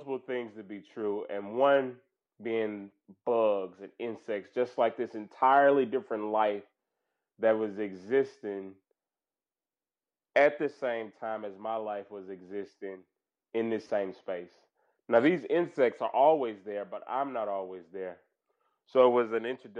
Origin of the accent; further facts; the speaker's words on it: Mississippi, United States; moved away; also born or lived in Louisiana; I'm from Mississippi, as you might know, and I have grown up in what I think looks like a park.